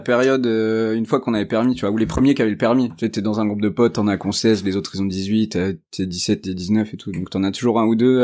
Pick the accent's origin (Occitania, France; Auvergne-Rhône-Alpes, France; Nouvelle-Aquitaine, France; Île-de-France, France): Nouvelle-Aquitaine, France; Limoges; now in Paris, France; j'ai grandi à Limoges